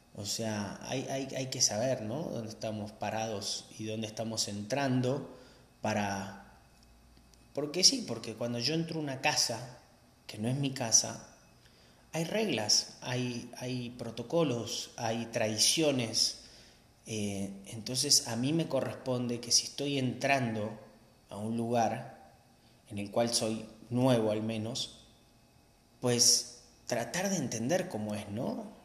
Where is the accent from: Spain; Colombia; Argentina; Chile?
Argentina; now in Mexico; soy argentino, pero de argentino no tengo absolutamente nada